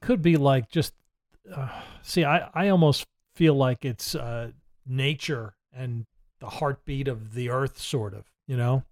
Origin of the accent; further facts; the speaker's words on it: Middletown, New Jersey, United States; moved away; I'm from Middletown, New Jersey